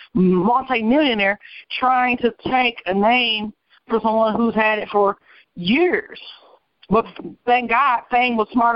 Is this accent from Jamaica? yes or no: no; Detroit, Michigan, United States; that's where I'm from. I'm not from Midtown. I'm from 94 in Cashew on the east side.